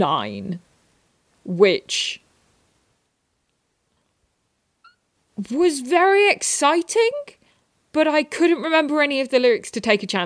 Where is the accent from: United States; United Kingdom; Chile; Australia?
United Kingdom; England; I am from England